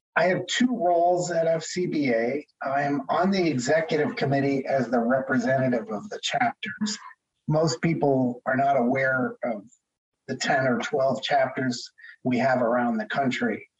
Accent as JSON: {"language": "English", "region": "Connecticut", "country": "United States", "tie": "born or raised there", "also_born_or_lived": "Boston area / Maine / Washington, D.C.", "moved": "as an adult", "lives_now": "Seattle, United States", "said": "I grew up in Connecticut"}